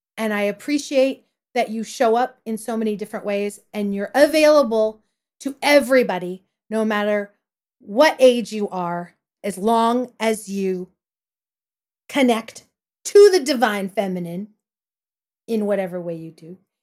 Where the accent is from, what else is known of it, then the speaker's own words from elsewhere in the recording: Porterville, California, United States; I grew up in Porterville, California, in the Central Valley of California